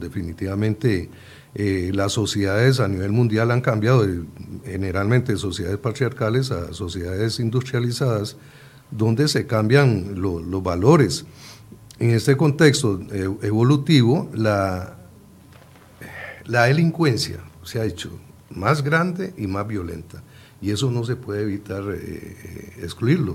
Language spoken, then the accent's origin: Spanish; Puntarenas, Costa Rica; Yo soy de Punta Arenas